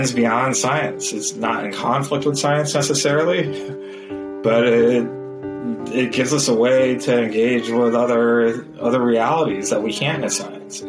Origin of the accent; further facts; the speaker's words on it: Southern California, United States; I grew up in Southern California in a family of Indian immigrants, Christian